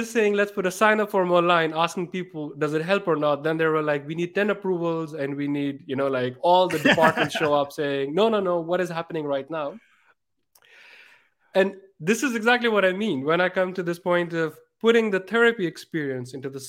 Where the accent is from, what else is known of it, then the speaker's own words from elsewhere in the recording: Pakistan; And I'm from Pakistan. I also want to do things there.